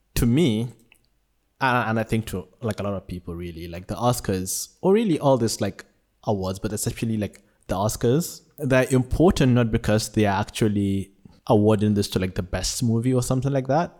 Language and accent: English; Nigeria; born or raised there; now in Malaysia